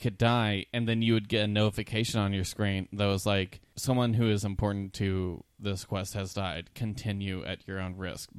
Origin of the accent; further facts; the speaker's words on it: Missouri, United States; I grew up in Missouri